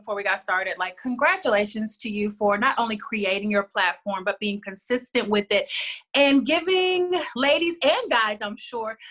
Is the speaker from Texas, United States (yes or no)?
yes; Houston, Texas, United States; moved away; also born or lived in Los Angeles; I'm originally from Houston, but I've been living in LA for about 7 years, and I moved back to Houston in 2014.